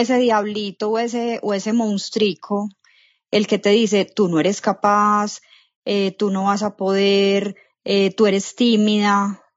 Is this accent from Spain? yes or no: no; Medellín, Antioquia, Colombia; soy de Medellín, Colombia